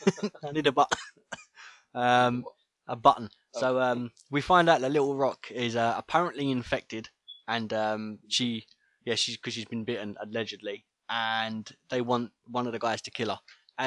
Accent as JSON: {"language": "English", "region": "England", "country": "United Kingdom", "said": "We're English."}